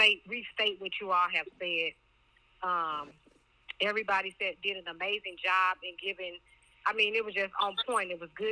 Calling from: Pflugerville, Texas, United States; I'm calling from Pflugerville, Texas.

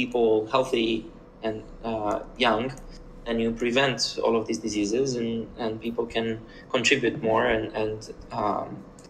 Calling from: Berlin, Germany; Currently, I'm in Berlin. I'm at a co-working space called Full Node.

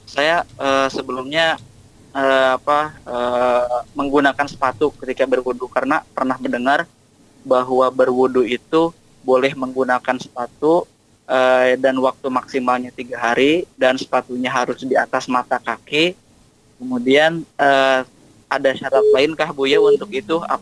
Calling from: Tangerang, Banten, Indonesia; Bu ya, saya dari Tangerang ingin bertanya.

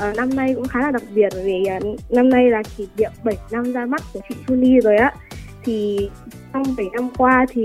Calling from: Hanoi, Vietnam; Em em ở Hà Nội.

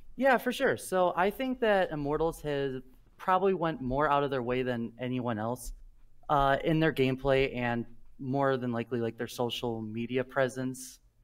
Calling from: Princeton, Illinois, United States; I'm calling from Princeton, Illinois

